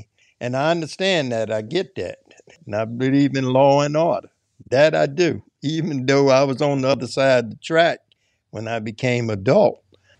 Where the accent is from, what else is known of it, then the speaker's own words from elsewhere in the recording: Cincinnati, Ohio, United States; I was born in Cincinnati, Ohio. I grew up downtown in West End. I went to Catholic school. My parents now moved to the suburbs in the later years.